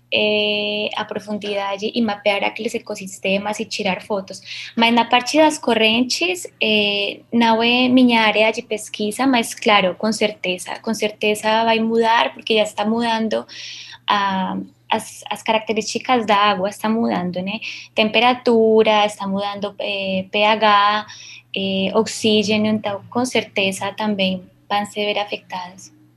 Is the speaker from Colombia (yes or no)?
yes; Colombia; Portuguese is a second language; now in Brazil; Eu sou colombiana